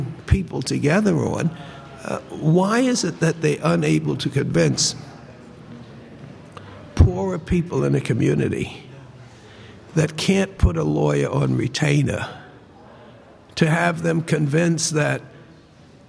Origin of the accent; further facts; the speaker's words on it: New York City, New York, United States; I'm from Harlem